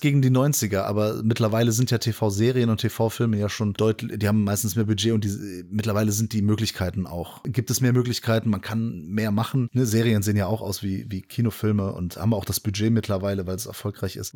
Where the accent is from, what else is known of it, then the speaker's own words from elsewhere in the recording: Bonn, North Rhine-Westphalia, Germany; Selbst als Bonner